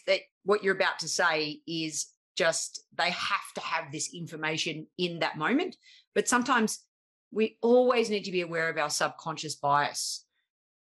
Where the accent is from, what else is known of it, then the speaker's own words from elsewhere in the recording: Australia; accent: harsh Australian; my harsh Australian accent